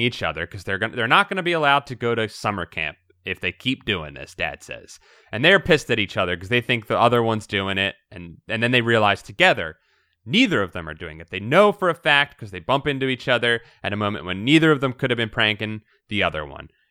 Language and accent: English; Philadelphia, Pennsylvania, United States; I'm from Philadelphia